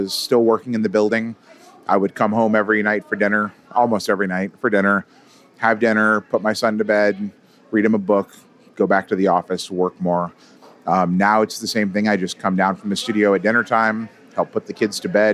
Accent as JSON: {"language": "English", "country": "United States", "tie": "born or raised there", "also_born_or_lived": "Southern California / Dallas, Texas", "moved": "as an adult", "lives_now": "Madison, Wisconsin, United States", "said": "I was born in Southern California"}